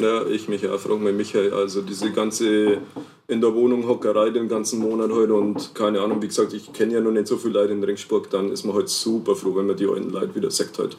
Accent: Lower Bavaria, Germany; accent: Niederbayerisch; moved away as an adult; also born or lived in Nuremberg; now in Regensburg, Germany; ich bin aus Niederbayern

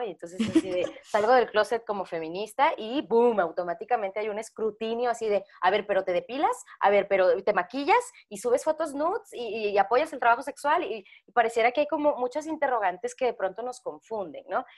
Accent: Tapachula, Chiapas, Mexico; yo, soy de Chiapas, de Tapachula, y hacía un chingo de calor.

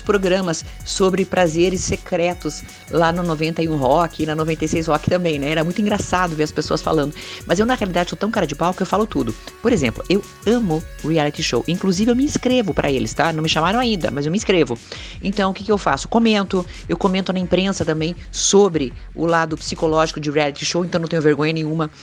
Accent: Curitiba, Paraná, Brazil; como curitibana, como psicóloga

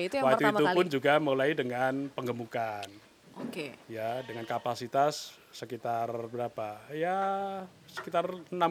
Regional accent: Muntilan, Central Java, Indonesia; Saya lahir di Muntilan.

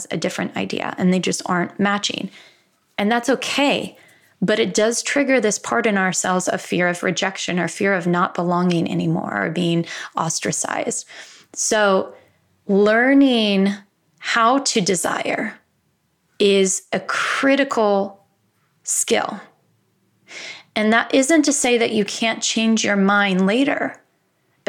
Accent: Midwest, United States; I'm from the Midwest

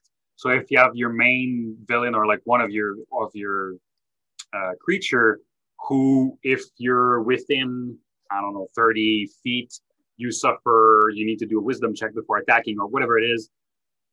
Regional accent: Canada; I'm French Canadian

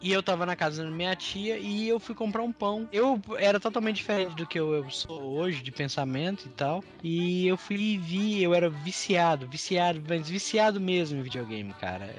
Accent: Governador Valadares, Minas Gerais, Brazil; also born or lived in Ipatinga; eu sou de lá, ê, eu sou de Valadares

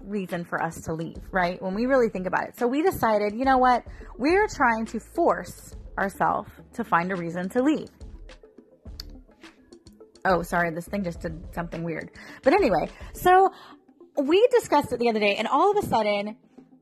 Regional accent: St. Petersburg, Florida, United States; I was born and raised in Florida. I was born in St. Petersburg and lived in Florida my entire life

